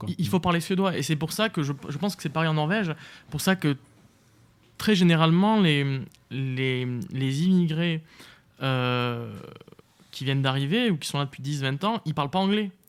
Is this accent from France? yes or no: yes; France; moved away; also born or lived in Sweden / Belgium; J'avais dit euh, France.